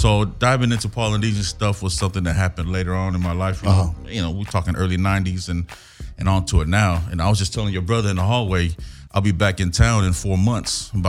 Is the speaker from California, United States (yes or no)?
yes; Compton, California, United States; I'm from Compton.